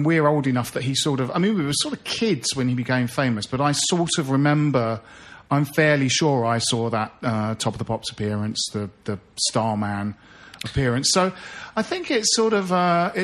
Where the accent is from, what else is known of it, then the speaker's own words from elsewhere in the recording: Bromley, London, United Kingdom; we grew up in Bromley, and we went to the same school as David Bowie.